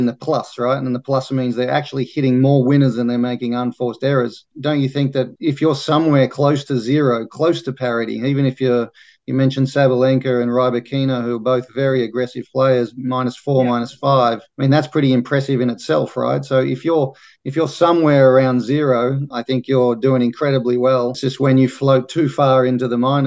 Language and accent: English; Australia; being Australian